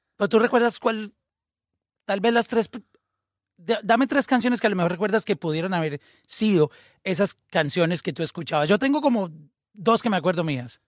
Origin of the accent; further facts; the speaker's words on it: Colombia; nosotros, por ejemplo, que somos colombianos, a nosotros nos criaron oyendo todo tipo de música.